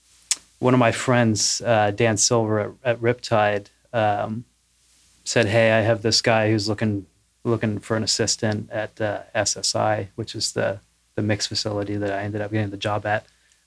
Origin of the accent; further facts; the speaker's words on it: Nova Scotia, Canada; moved away as an adult; also born or lived in Los Angeles / Nashville; I am from Canada originally, from Nova Scotia. Moved down to LA in end of 2003, 2004 to be a musician, I guess.